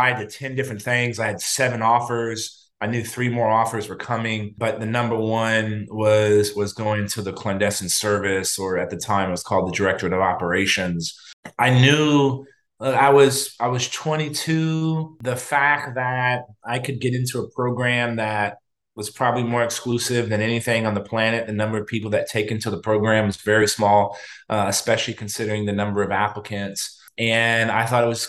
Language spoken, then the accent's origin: English; San Antonio, Texas, United States; I grew up in San Antonio, born and raised